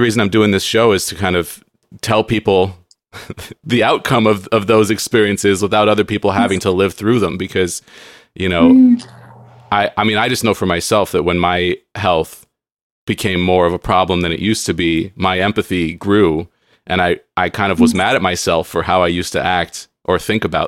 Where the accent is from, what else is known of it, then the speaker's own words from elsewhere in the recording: San Diego, California, United States; moved away as an adult; now in Seattle, United States; I grew up in San Diego and I miss it